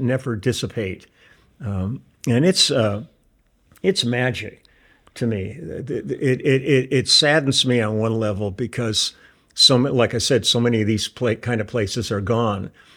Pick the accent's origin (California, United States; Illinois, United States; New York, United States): California, United States; Los Angeles; also born or lived in Milwaukee, Wisconsin; we moved here when I was f, going on five years old. So my roots in Milwaukee aren't, aren't, uh, that deep. You know, I'm pretty much a San Fernando Valley kid.